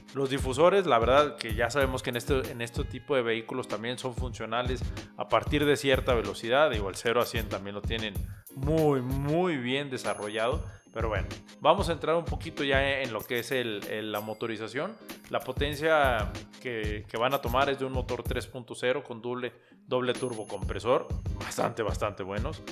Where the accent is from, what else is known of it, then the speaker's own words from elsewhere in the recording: Mexico; como nacionales, como mexicanos